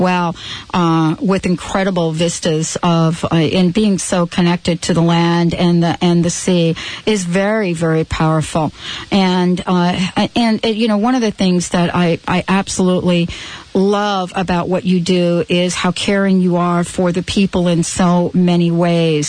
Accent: New York City, New York, United States; I'm actually from the Bronx

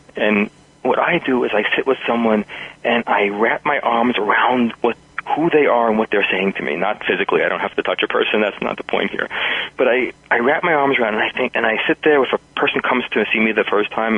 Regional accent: New York, United States; now in New Mexico, United States; New York, which is my hometown. Some people will hear that in my pace and style and accent

